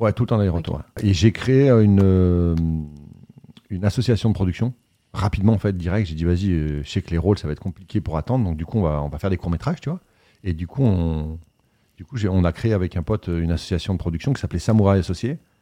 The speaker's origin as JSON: {"language": "French", "town": "Voiron", "region": "Auvergne-Rhône-Alpes", "country": "France", "tie": "born or raised there", "also_born_or_lived": "New York / Paris", "moved": "as an adult", "said": "je viens de Voiron et la chartreuse, pour ceux qui connaissent, ça vient de là où, où je suis né"}